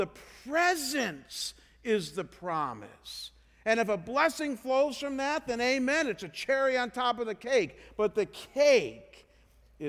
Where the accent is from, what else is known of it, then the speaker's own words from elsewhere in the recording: Ohio, United States; I come from Ohio